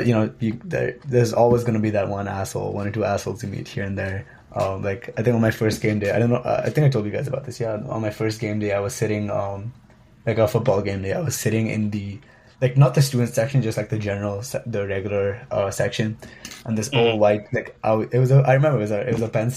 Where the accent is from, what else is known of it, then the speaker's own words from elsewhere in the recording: India; moved away as an adult; now in Madison, United States; I want to listen to Hindi music a lot more than I think I would have when I was back home